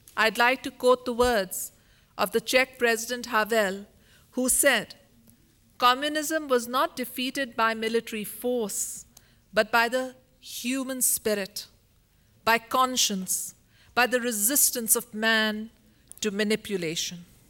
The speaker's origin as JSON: {"language": "English", "country": "Pakistan", "tie": "born or raised there", "also_born_or_lived": "United States / England", "moved": "as an adult", "said": "mine is not the simple life I dreamed of growing up in Pakistan"}